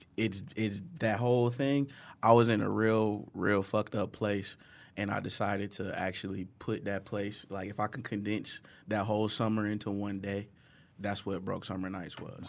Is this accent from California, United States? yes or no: no; Detroit, Michigan, United States; growing up in Detroit, uh, son of a single mo-, I'm a older brother, too